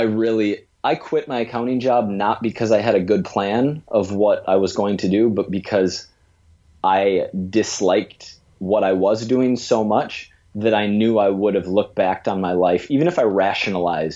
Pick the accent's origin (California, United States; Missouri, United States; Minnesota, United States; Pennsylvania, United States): Minnesota, United States; now in New York, United States; I grew up in the Midwest in Minnesota